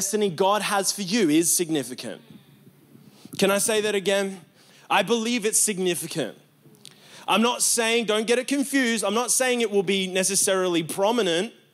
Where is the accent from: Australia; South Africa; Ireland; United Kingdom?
Australia; I'm very Australian